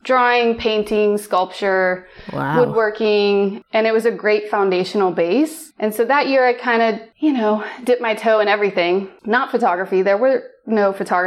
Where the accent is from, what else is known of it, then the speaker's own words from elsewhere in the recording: Ohio, United States; I am from Ohio